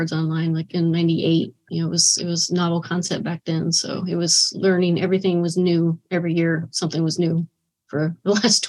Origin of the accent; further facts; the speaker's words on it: San Antonio, Texas, United States; I'm from San Antonio, Texas.